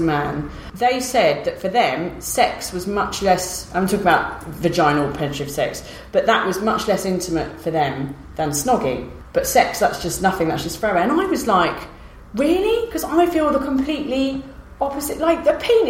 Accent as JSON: {"language": "English", "region": "London", "country": "United Kingdom", "said": "I'm from Southeast London"}